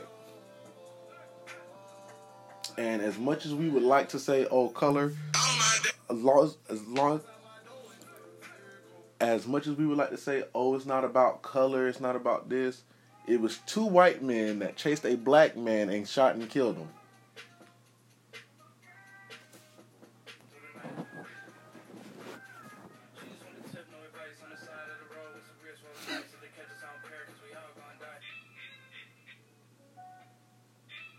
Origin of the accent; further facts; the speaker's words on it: Jacksonville, Florida, United States; I'm from Duval County, Jacksonville, Florida